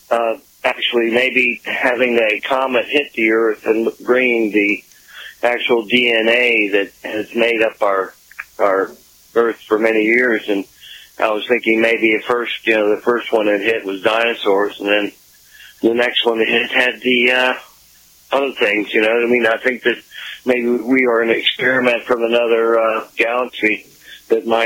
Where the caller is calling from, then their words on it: Ronceverte, West Virginia, United States; I'm from Ronceverte, West Virginia. I'm listening to looks like 97.3 out of White Sulphur Springs.